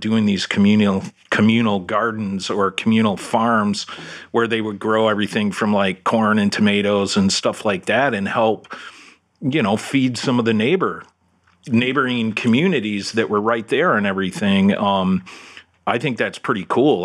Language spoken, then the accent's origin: English; Detroit, Michigan, United States; now in Orlando, United States; back in my hometown up in Detroit